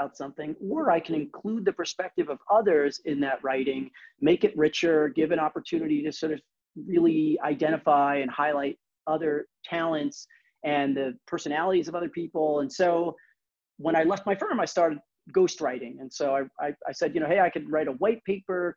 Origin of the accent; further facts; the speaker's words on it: New York City, New York, United States; we're all from Brooklyn. I'm from Brooklyn